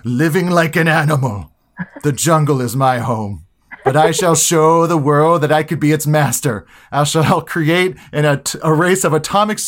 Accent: Hawaii, United States; I was born and raised in Hawaii

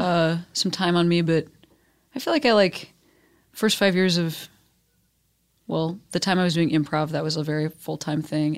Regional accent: Chicago, Illinois, United States; moved away as an adult; now in Los Angeles, United States; my hometown as the third largest city

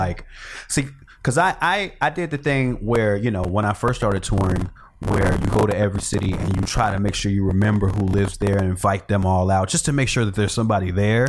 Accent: Chicago, Illinois, United States; moved away; I grew up in Chicago. Born and raised

